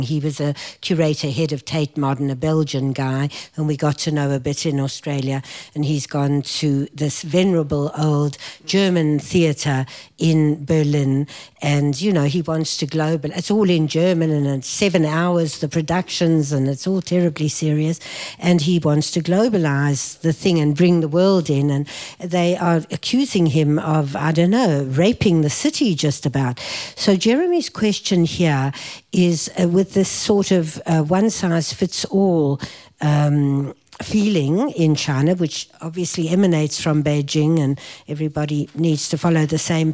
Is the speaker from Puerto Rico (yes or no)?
no; South Africa; I grew up in South Africa